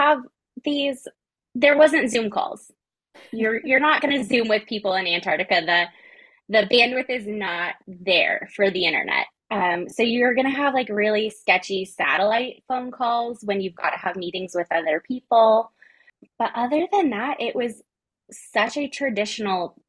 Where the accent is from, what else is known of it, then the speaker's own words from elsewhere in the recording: Colorado, United States; I was like born and raised in Colorado. Like, it gets cold here in the winter